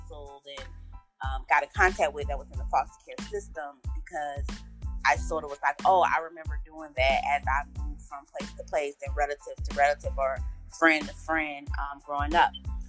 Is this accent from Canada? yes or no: no; Tallahassee, Florida, United States; I was raised in Tallahassee